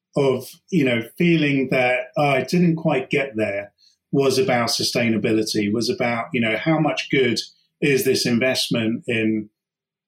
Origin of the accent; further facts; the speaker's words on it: United Kingdom; we're as British, you know, having grown up, let's say, with the IRA